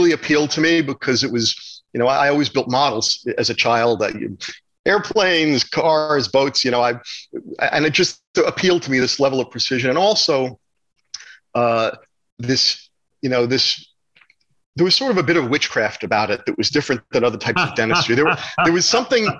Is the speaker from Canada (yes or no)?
no; New Jersey, United States; moved away; also born or lived in Manhattan, New York City; I was born in Manhattan, and we lived there until I was about 6 or 7 years old. Then we moved to New Jersey